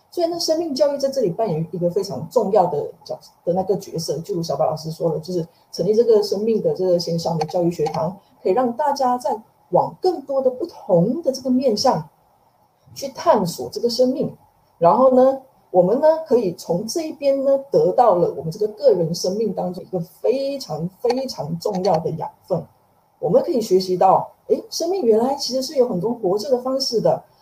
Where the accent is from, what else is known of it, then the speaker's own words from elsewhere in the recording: Malaysia; now in Taiwan; 我也是马来西亚人，那在M C O这段期间其实也是很心系，马来西亚的家人